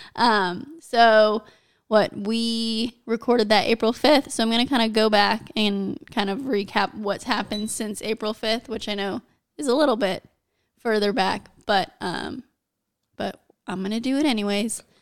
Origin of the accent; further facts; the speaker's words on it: United States; I'm American, and we live in the U S